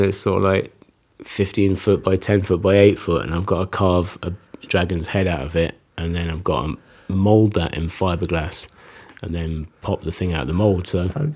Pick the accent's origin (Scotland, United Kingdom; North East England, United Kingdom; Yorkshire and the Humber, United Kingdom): Scotland, United Kingdom; Fort William; moved away as an adult; also born or lived in Nottingham / Edinburgh / London; I was sort of born in Nottingham, went to Scotland with my folks when I was about six. Grew up in Fort William